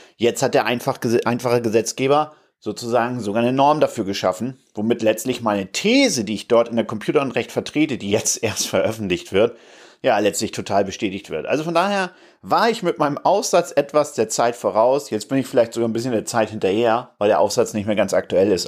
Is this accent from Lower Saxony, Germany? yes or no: yes; Stade, Lower Saxony, Germany; now in Hamburg, Germany; wir kommen da jetzt ja aus Stade, äh, meine Frau und ich